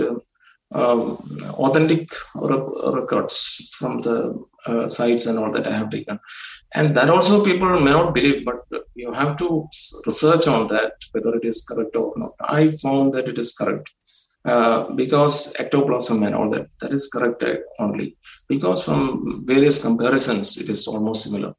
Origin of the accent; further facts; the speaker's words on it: India; being an Indian, I don't know whether it is my accent